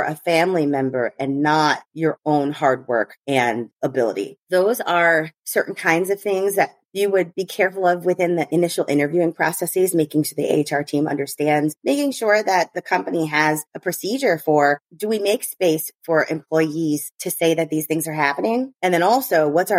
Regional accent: United States; I'm American

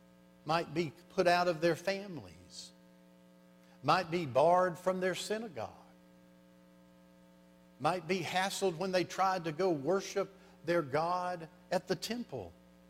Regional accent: Louisiana, United States; I came from South Louisiana up to Arlington, Texas, to a career counseling center for 3 days.

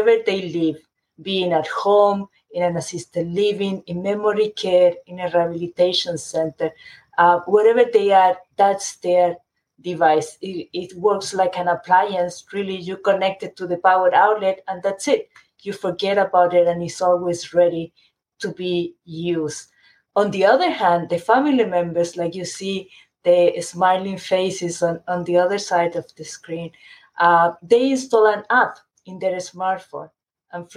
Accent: Chile; moved away; I grew up in Chile, and my family is still in Chile

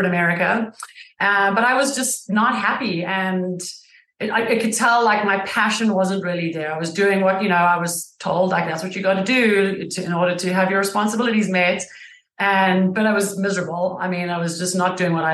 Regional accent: South Africa; now in United States; I am from South Africa originally. I've been in the States almost 20 years

